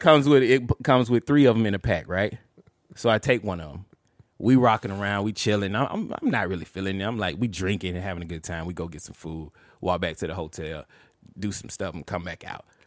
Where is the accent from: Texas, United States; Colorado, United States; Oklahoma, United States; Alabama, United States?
Alabama, United States; Montgomery; I was born and raised in Montgomery, Alabama